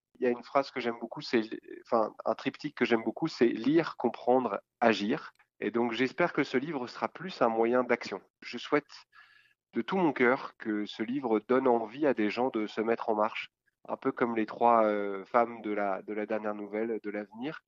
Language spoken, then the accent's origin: French; France; en tant que Français